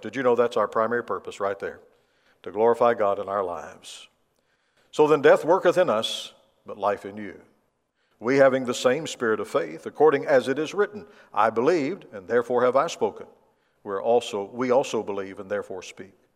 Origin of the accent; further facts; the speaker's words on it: Tennessee, United States; moved away; I grew up in the South, in, in Tennessee